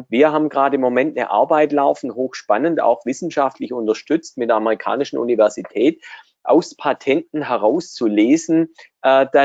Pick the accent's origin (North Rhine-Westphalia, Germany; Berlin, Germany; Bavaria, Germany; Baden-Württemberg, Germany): Baden-Württemberg, Germany; Hallo Stefan, bin gern wieder dabei als Schwabe bei euch in Schwabenland.